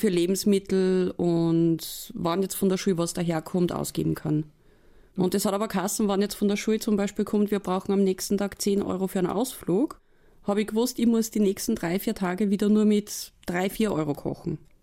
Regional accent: Upper Austria, Austria; bei uns in Oberösterreich

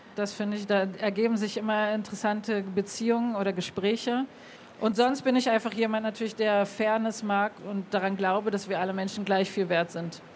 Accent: Berlin, Germany; moved away; also born or lived in Tel Aviv / Göttingen; in der Synagoge, wo ich aufgewachsen bin

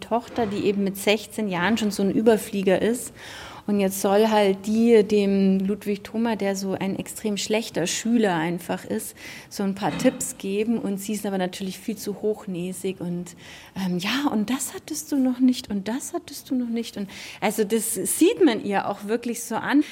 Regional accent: Germany; Wir Deutschen

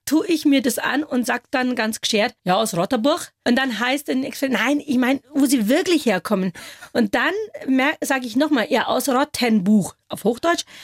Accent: India; Und wenn ich dann vielleicht mal freundlicherweise sage aus Indien

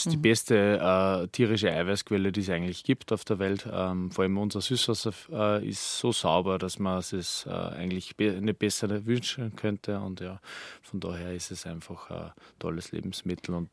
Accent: Upper Austria, Austria; Genau, also ich bin am, am Attersee aufgewachsen, geboren, ähm, meine Kindheit dort verbracht

